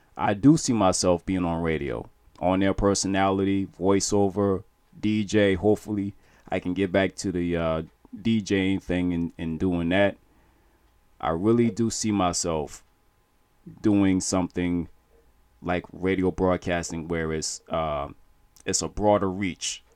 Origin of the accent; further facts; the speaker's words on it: Charleston, South Carolina, United States; we're from Charleston.